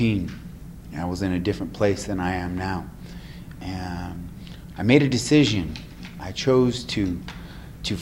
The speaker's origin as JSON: {"language": "English", "region": "New Mexico", "country": "United States", "tie": "born or raised there", "said": "here in my hometown"}